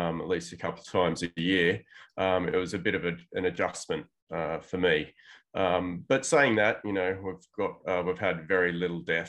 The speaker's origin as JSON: {"language": "English", "town": "Tamworth", "region": "New South Wales", "country": "Australia", "tie": "born or raised there", "also_born_or_lived": "London / Bogota, Colombia", "moved": "yes", "lives_now": "Sydney, Australia", "said": "I grew up in a small country town, actually, called Tamworth, which not many people would have heard of. It's sort of like 6 hours north of Sydney."}